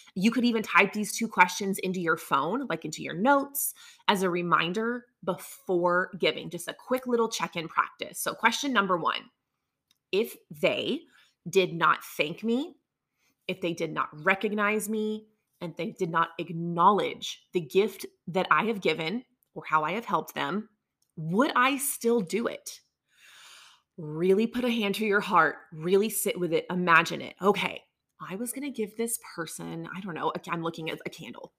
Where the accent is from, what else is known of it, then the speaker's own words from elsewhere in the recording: the South, United States; I grew up down here in the South in a conservative world where everything is yes, ma'am, no, ma'am, thank you, yes, sir all of those things.